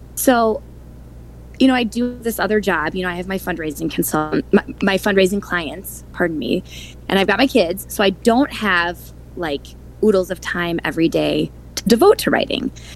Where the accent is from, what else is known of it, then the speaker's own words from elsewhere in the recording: Milwaukee, Wisconsin, United States; now in Madison, United States; I was born and raised in Milwaukee, Wisconsin